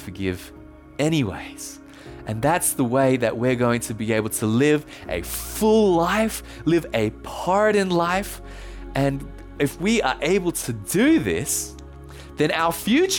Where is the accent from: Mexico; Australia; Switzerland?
Australia; accent: Australian; also born or lived in Thailand; when I was born in Thailand, and when I was 2 years old, my parents and I moved back to Australia, as you can tell from the accent